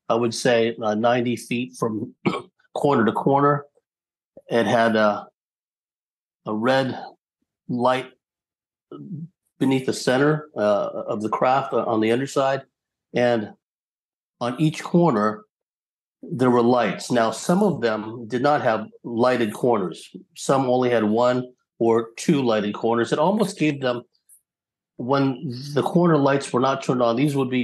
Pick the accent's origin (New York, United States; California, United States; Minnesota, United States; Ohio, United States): California, United States; San Jose; now in San Diego, United States; I'd gone to the field of my fifth grade elementary school in San Jose, California